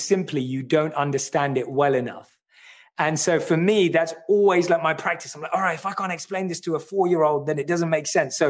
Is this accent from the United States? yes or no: no; London, United Kingdom; I'm born and raised in London. I grew up in North London